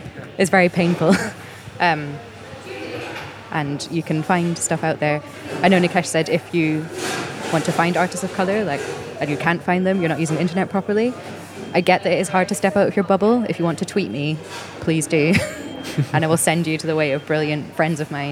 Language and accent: English; Scotland, United Kingdom; I'm Scottish and mixed race